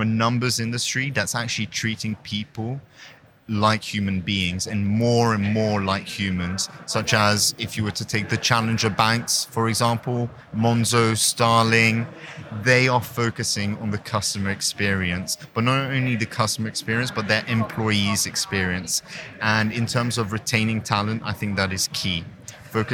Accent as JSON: {"language": "English", "country": "Hong Kong", "tie": "born or raised there", "said": "So I'm born and raised in Hong Kong to a French-Canadian mother and an English father."}